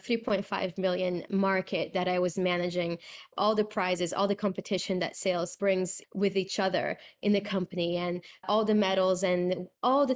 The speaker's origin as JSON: {"language": "English", "country": "Brazil", "tie": "born or raised there", "said": "I'm from Brazil, born and raised"}